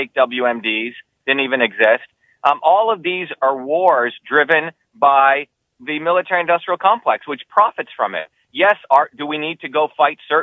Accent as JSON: {"language": "English", "town": "Paterson", "region": "New Jersey", "country": "United States", "tie": "born or raised there", "also_born_or_lived": "India / New York", "moved": "yes", "lives_now": "Massachusetts, United States", "said": "I grew up in New Jersey and Patterson and Clifton"}